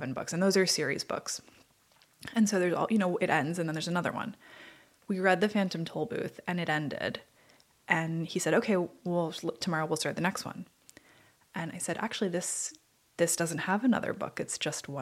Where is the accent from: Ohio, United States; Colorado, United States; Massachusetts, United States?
Massachusetts, United States; I'm from Massachusetts